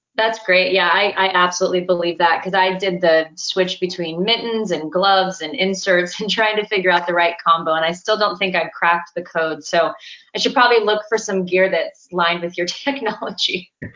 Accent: Southern California, United States; I grew up in Southern California

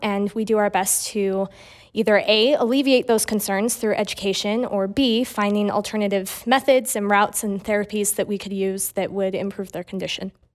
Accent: Murray, Utah, United States; I'm from Murray, Utah

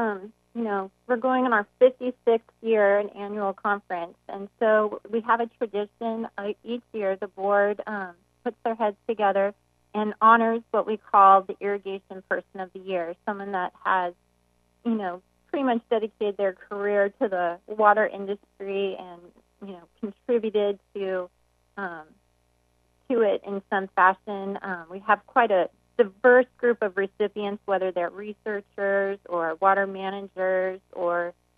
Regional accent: Walla Walla, Washington, United States; No, I've bounced around too, but I went to high school actually in Washington State, in Walla Walla, Washington.

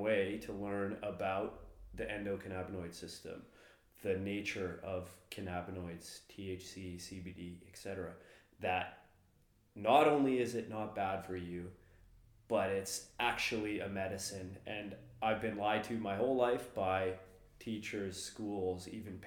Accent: Vancouver, British Columbia, Canada; I grew up in Vancouver, the home of BC Bud

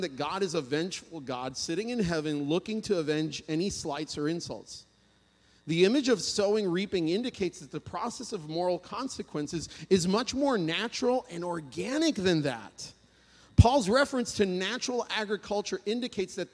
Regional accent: Puerto Rico; moved away; I'm from Puerto Rico

